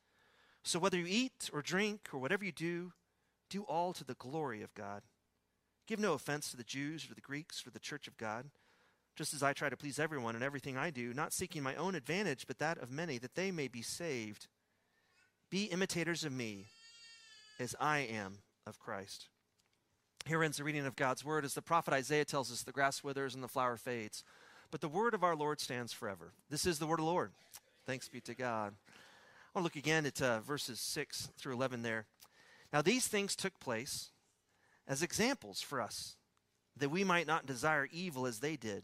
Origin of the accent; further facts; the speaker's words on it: Midland, Texas, United States; accent: West Texas; when I was a kid growing up in Midland, Texas